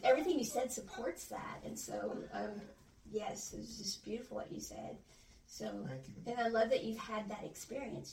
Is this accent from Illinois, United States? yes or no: yes; Illinois, United States; now in Mississippi, United States; I grew up in Illinois